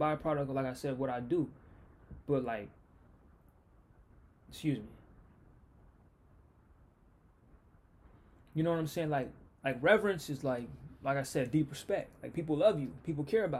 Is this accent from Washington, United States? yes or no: yes; Seattle, Washington, United States; this is my hometown. This is me. I'm Seattle